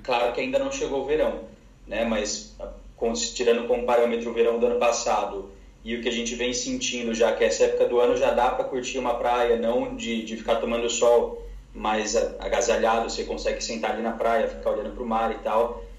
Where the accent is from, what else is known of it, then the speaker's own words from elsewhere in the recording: São Paulo, Brazil; moved away as an adult; now in Barcelona, Spain; eu saí de São Paulo justamente porque eu queria sair desse caos de cidade grande